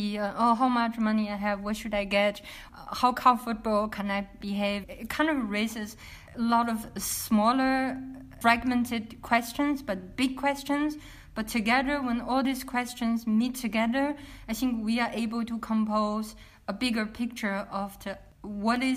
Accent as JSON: {"language": "English", "country": "China", "tie": "born or raised there", "also_born_or_lived": "Rotterdam", "moved": "as an adult", "said": "after I left China in mid of 2000"}